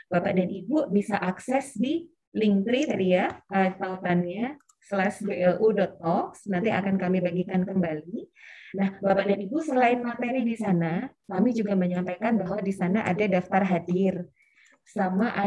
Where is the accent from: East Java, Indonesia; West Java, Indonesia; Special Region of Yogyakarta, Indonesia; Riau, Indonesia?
Special Region of Yogyakarta, Indonesia; Sleman; saya aslinya dari Kabupaten Sleman, Jogja, Bapak dan Ibu.